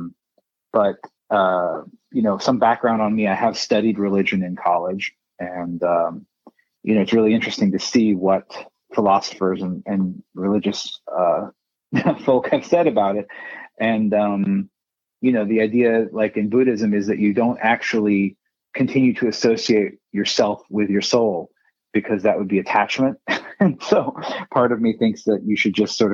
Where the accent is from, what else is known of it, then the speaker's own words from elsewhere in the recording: Bay Area, California, United States; also born or lived in India; I grew up in the Bay Area of California